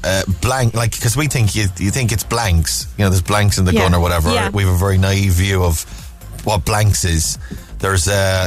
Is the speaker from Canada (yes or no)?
no; Cork, Munster, Ireland; I'm from Cork, so I love